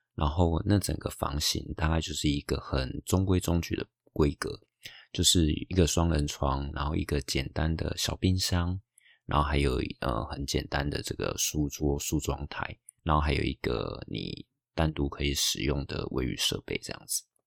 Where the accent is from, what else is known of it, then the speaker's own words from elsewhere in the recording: Taiwan; moved away as an adult; now in Hawaii, United States; 我从台湾来到美国夏威夷的生活